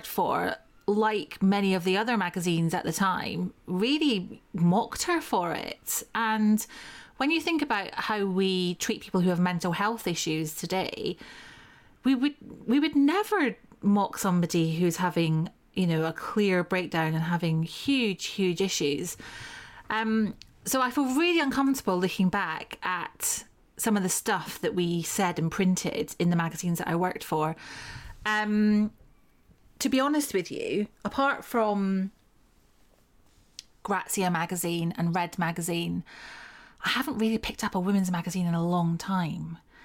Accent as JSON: {"language": "English", "region": "Scotland", "country": "United Kingdom", "said": "I'm Scottish"}